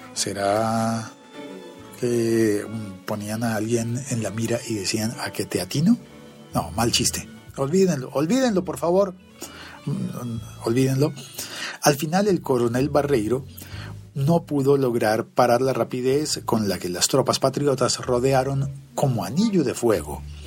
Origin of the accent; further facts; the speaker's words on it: Colombia; also born or lived in Bogotá, Colombia; hoy, día feriado en mi país. Un saludo desde Bogotá, Colombia